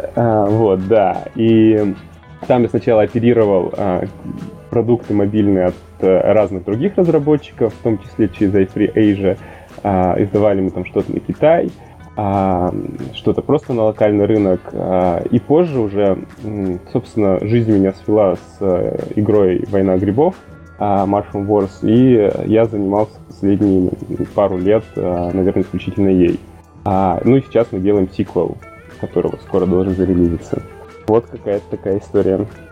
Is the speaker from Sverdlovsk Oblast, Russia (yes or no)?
yes; Yekaterinburg, Sverdlovsk Oblast, Russia; moved away as an adult; also born or lived in Saint Petersburg; Я сам родом из Екатеринбурга, а, какое-то время назад оттуда уехал